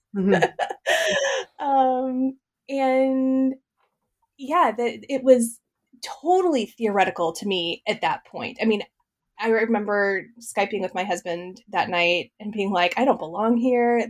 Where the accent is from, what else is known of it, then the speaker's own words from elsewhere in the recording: Midwest, United States; I grew up in the Midwest um, uh, in a farm family